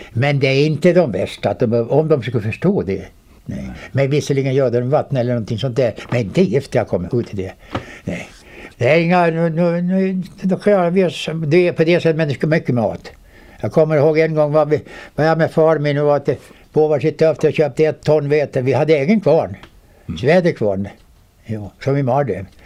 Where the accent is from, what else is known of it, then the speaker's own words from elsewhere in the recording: Vårdö, Åland Islands; där är jag född